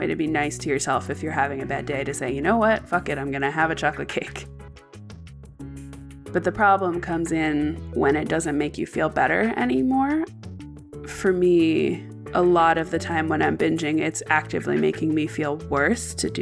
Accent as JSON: {"language": "English", "region": "Maine", "country": "United States", "tie": "born or raised there", "said": "I grew up in Maine"}